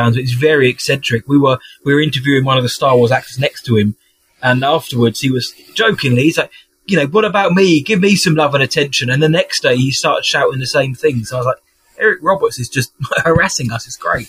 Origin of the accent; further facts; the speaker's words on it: United Kingdom; as a Brit